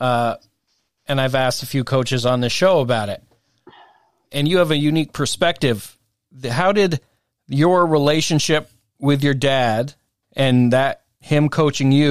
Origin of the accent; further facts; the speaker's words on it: Hardwick, Vermont, United States; also born or lived in Colchester, Vermont; I grew up at Hazen in Hardwick, where it is a basketball town